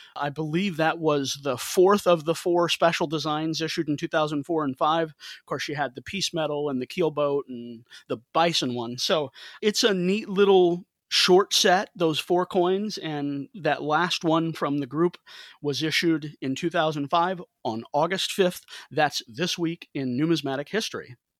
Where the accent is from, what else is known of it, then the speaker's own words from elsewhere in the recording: St. Louis, Missouri, United States; I'm from St. Louis